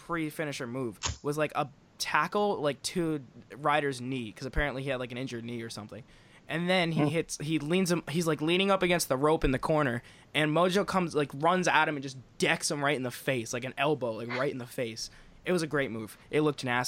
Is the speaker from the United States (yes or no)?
yes; Rhode Island, United States; growing up in Rhode Island